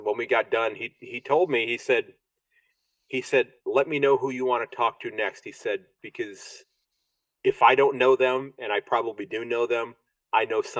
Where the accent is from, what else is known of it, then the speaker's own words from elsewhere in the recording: United States; I'm this American who's fallen in love with your game.